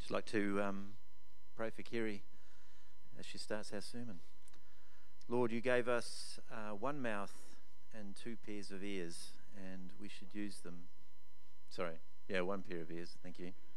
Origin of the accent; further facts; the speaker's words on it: Upper Hutt, Wellington, New Zealand; I'm from Upper Hutt